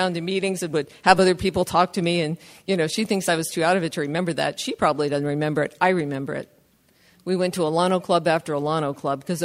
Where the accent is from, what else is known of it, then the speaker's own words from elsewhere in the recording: Southern California, United States; first language English; now in San Leandro, United States; I'm from Southern California